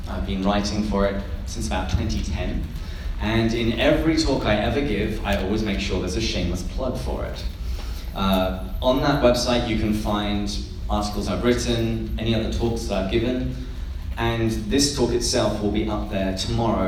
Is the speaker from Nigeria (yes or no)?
no; England, United Kingdom; moved away as an adult; now in United States; I moved to the United States about 10 years ago now, but I grew up in England, which is why I have this delightful accent